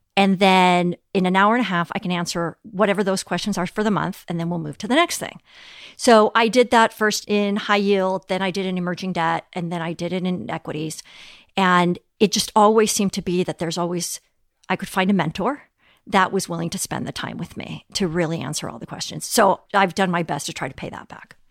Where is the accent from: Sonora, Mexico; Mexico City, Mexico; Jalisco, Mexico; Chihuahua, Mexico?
Mexico City, Mexico; moved away; also born or lived in Europe / United States; growing up in Mexico City